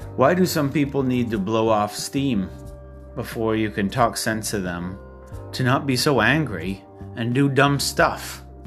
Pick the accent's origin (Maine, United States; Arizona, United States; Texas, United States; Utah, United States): Maine, United States; my home state of Maine